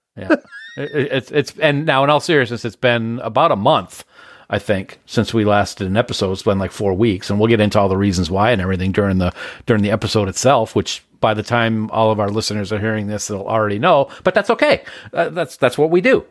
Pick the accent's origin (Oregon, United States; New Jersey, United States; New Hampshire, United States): New Hampshire, United States; Nashua; the house that I grew up in on Browning in Nashua